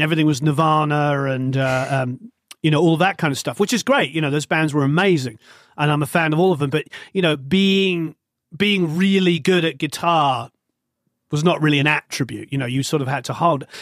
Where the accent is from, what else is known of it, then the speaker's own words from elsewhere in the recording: England, United Kingdom; being English